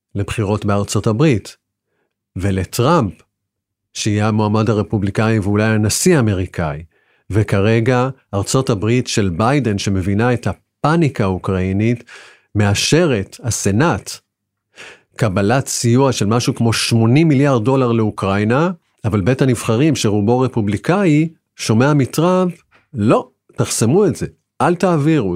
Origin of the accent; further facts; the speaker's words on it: Israel; אנחנו ישראלים